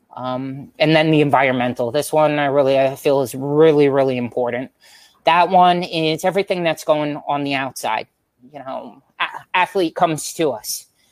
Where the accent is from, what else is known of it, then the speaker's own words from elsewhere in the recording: Long Island, New York, United States; moved away; also born or lived in Florida; we're all originally from Long Island, New York